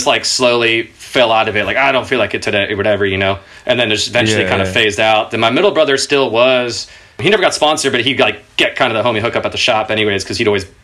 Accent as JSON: {"language": "English", "town": "Irvine", "region": "California", "country": "United States", "tie": "born or raised there", "said": "I grew up in Orange County in Irvine in Southern California. I moved around a bit before that, but that's around, like, I think we got there when I was in second grade"}